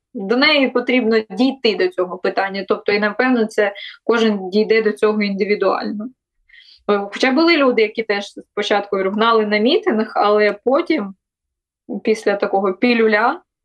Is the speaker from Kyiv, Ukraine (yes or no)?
no; Melitopol, Zaporizhzhia Oblast, Ukraine; moved away as an adult; це моє рідне місто, мої рідні місця